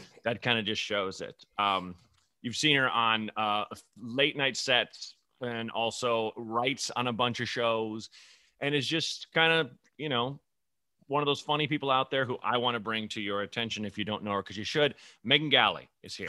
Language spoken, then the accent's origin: English; northern suburbs of Chicago, Illinois, United States; born in, like, the northern suburbs like me